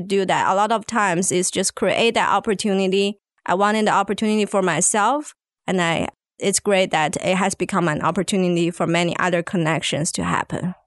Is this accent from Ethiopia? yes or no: no; China; moved away as an adult; now in Arkansas, United States; I come from China originally